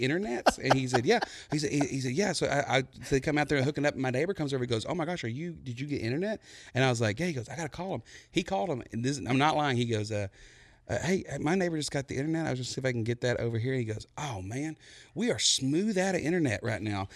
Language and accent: English; Buna, Texas, United States; moved away; I, I come from Buna, Texas